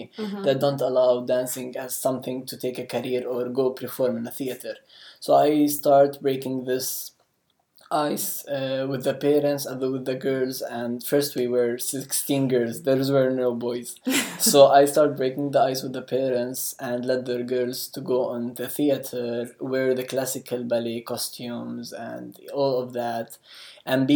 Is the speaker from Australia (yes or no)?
no; Jerusalem, Palestine; I'm from Palestine, Jerusalem, and specifically Jerusalem.